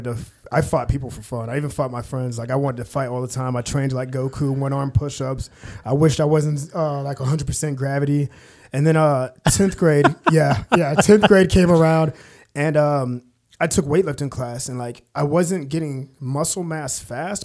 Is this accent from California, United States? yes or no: no; Manhattan, Kansas, United States; also born or lived in Ogden, Kansas; I was born and raised in Manhattan, Kansas. I'm a native